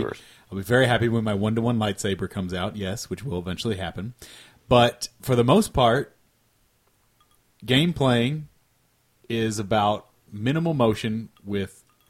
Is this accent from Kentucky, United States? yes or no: yes; Richmond, Kentucky, United States; moved away; Eastern Kentucky University in my hometown.